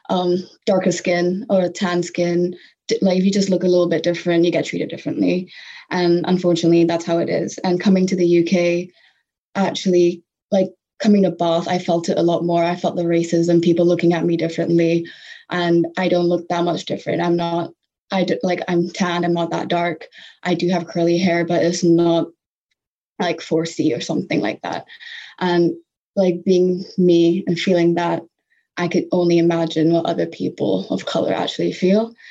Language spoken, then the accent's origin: English; Singapore; also born or lived in Malaysia; growing up in Singapore and Malaysia, there was a celebration of diversity